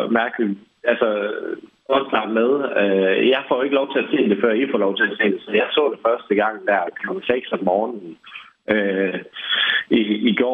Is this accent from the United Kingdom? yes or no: yes; England, United Kingdom; now in Denmark; jeg er halv englænder, hvor vi så Dragon's Den, som kørte i nogle år, inden vi kom til Danmark